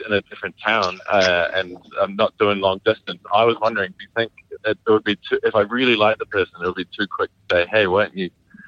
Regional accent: New Zealand; I'm a Kiwi. Yeah, like the fruit.

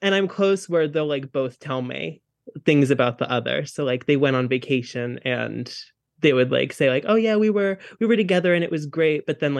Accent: New Jersey, United States; Ayo, I'm from Jersey.

